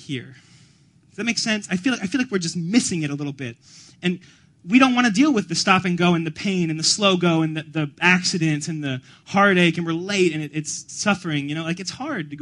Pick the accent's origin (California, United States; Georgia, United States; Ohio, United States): Georgia, United States; Atlanta; moved away as an adult; also born or lived in Evanston, Illinois; I'm from Atlanta, Georgia, originally, down south. And in Atlanta, where I'm from, my wife and I did college there and then moved up here so I could attend Northwestern